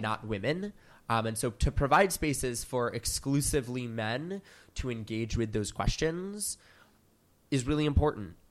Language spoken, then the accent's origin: English; Philadelphia, Pennsylvania, United States; moved away as an adult; now in New York, United States; I'm from Philadelphia, Pennsylvania